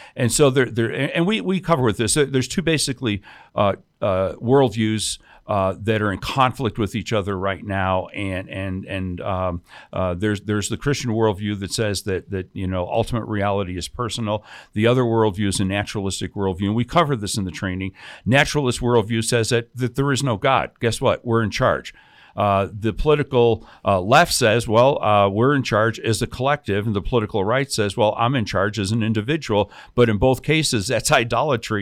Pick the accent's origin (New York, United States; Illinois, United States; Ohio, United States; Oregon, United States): Illinois, United States; Chicago; now in New Mexico, United States; grew up in Chicago, um, on the South Side